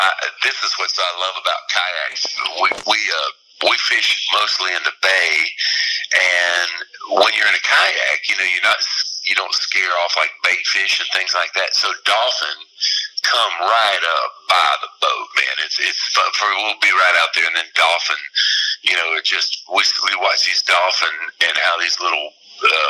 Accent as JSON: {"language": "English", "region": "Florida", "country": "United States", "tie": "born or raised there", "moved": "as an adult", "said": "I love living down here in my home state of Florida. I just moved back about 3 years ago, and I am an old sea salt, you know, old Florida Gulf Coast"}